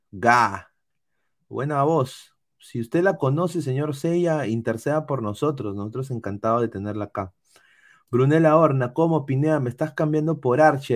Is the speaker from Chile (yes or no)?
no; Peru; now in United States; yo nací en Perú.